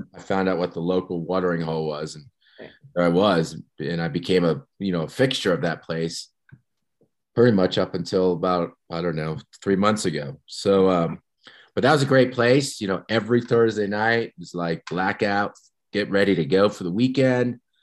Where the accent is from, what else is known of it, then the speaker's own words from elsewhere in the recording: New Jersey, United States; moved away as an adult; also born or lived in Ohio / Seattle, Washington; now in Big Sky, United States; I'm from New Jersey. Um, grew up on the East Coast.